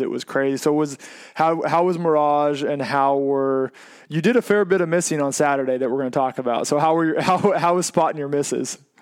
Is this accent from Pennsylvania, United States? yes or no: no; Oregon, United States; I said I was from Oregon